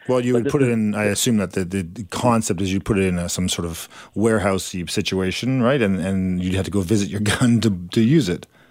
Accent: Canada; we're Canadian

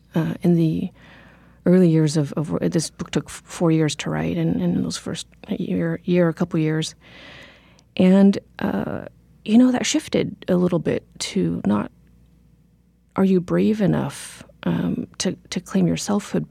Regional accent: Corvallis, Oregon, United States; born or raised there; also born or lived in Cambodia

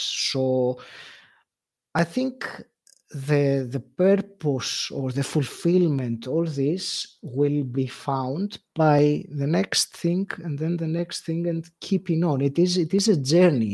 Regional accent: Greece; moved away as an adult; also born or lived in England; now in United Kingdom; I moved from, uh, Greece, my home country, to England, and that was something that I did in my mid-thirties

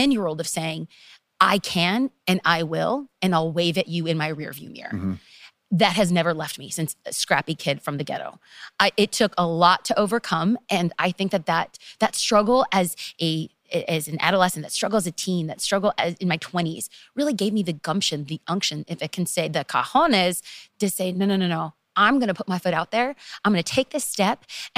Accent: Los Angeles, California, United States; I am from Los Angeles, and to be specific, East Los Angeles

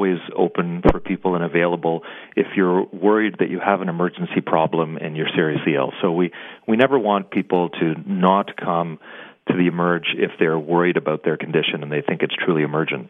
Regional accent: Canada; We're Canadian.

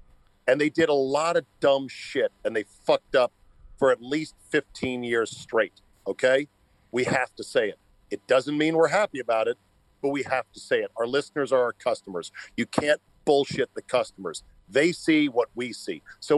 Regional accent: Denver, Colorado, United States; now in Philadelphia, United States; I grew up in Denver, Czabe, but I moved to Philly, and now I'm an Eagles fan as well.

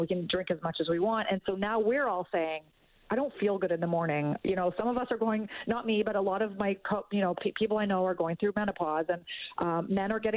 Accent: Canada; as a Canadian

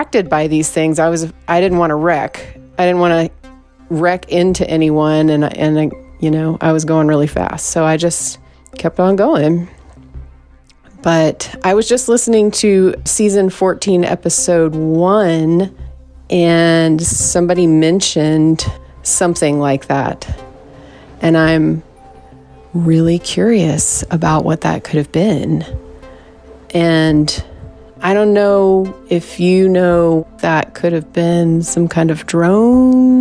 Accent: the East, East Coast, United States; moved away; also born or lived in Southwest; I'm from the East

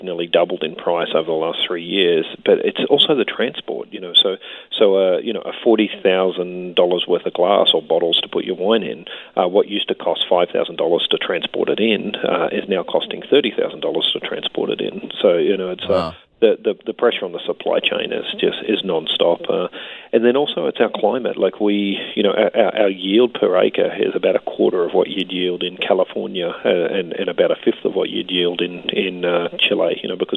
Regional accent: Australia; also born or lived in New Zealand / Ontario, Canada; now in British Columbia, Canada; I come from Australia originally.

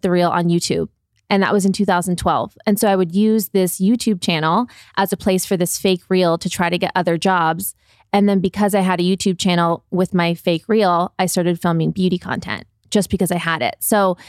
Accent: Midwest, United States; So we're both from the Midwest, Ohio and Michigan.

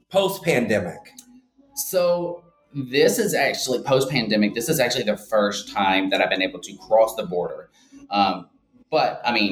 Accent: Birmingham, Alabama, United States; moved away as an adult; also born or lived in Atlanta, Georgia; now in Linden, United States; so I am originally from Birmingham, Alabama, and then um, about a little over 15 years ago, I moved to uh, Atlanta, Georgia, where I started my drag career.

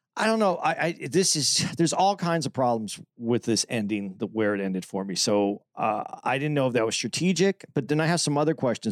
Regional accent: Phoenix, Arizona, United States; I'm from Phoenix

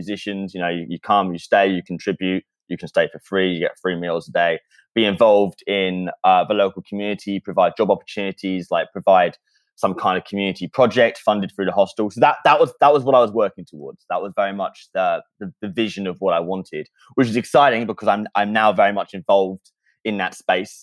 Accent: near Brighton, South East England, United Kingdom; moved away; I grew up in a very, very small, very, very boring town in the south of England, which is luckily just outside of Brighton.

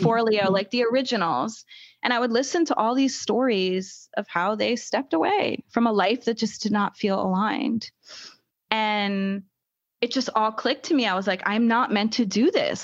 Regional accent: United States; I'm an American

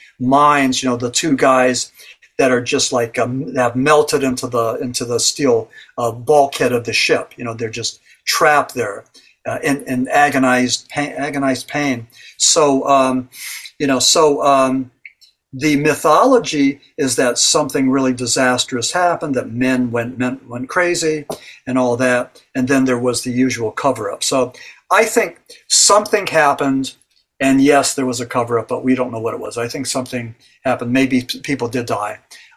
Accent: Berwick, Pennsylvania, United States; Berwick, Pennsylvania, my hometown.

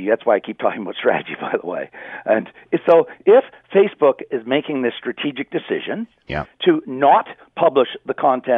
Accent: Canada; I'm a Canadian

